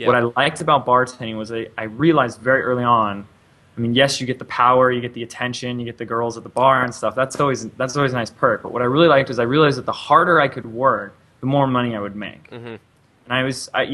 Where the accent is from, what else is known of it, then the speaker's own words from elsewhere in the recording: Laguna Beach, California, United States; also born or lived in Los Angeles, California; Born and raised in Laguna Beach, California, the same city where they did a reality TV show on